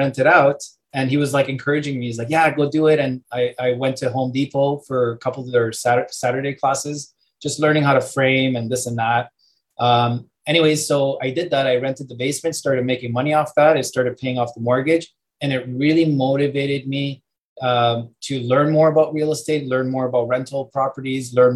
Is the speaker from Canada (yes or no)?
yes; Canada; born or raised there; also born or lived in Europe